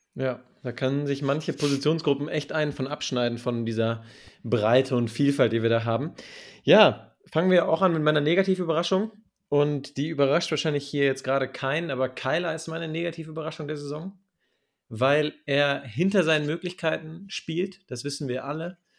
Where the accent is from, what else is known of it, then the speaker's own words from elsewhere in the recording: Germany; bei uns in Deutschland